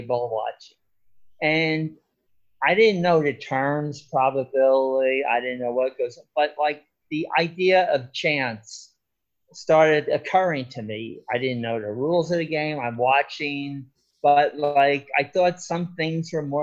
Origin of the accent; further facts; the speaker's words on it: Irvington, New Jersey, United States; moved away; also born or lived in Los Angeles; I grew up in Irvington, New Jersey.